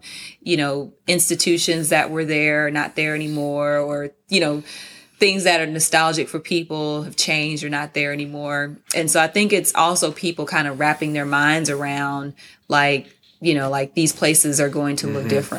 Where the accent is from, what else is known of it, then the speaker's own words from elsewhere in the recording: Louisville, Kentucky, United States; also born or lived in New Orleans, Louisiana; now in Nashville, United States; I grew up, I was born in New Orleans, Louisiana, and then grew up in Louisville, Kentucky.